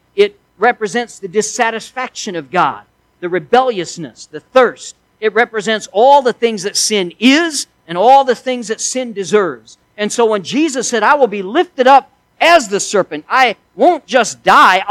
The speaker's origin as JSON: {"language": "English", "region": "Missouri", "country": "United States", "tie": "born or raised there", "said": "I was raised in Missouri, and we had lots of snakes there."}